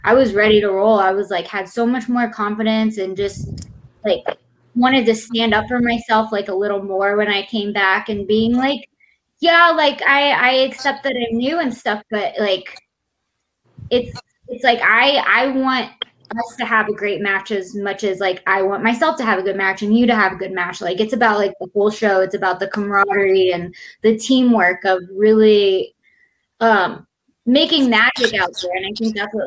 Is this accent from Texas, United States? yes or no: yes; Texas, United States; I'm from Texas